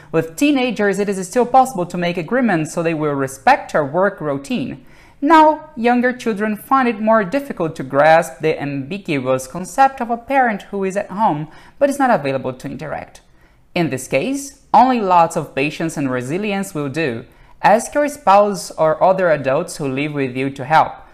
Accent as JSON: {"language": "English", "region": "Rio de Janeiro", "country": "Brazil", "said": "I'm from Brazil, Rio de Janeiro."}